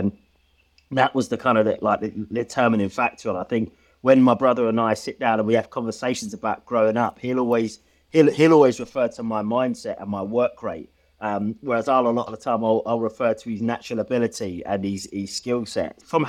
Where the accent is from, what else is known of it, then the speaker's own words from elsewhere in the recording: Stevenage, East of England, United Kingdom; So I grew up in Stevenage in Hertfordshire, a brother and sister, a single parent kind of upbringing.